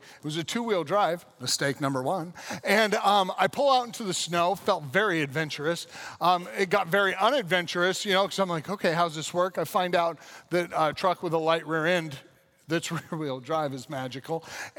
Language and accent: English; Colorado, United States; also born or lived in California; Like many of you know, I was raised in Western Colorado and California. I moved in between there a number of times.